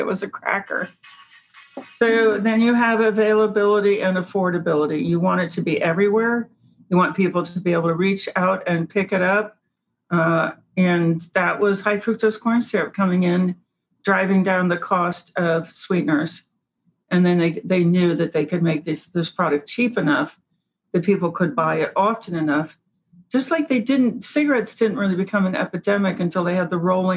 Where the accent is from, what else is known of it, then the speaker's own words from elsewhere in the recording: Cincinnati, Ohio, United States; I grew up in Cincinnati